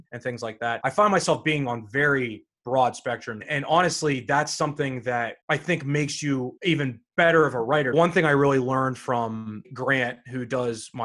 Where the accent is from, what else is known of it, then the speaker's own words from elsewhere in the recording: Pittsburgh, Pennsylvania, United States; Growing up here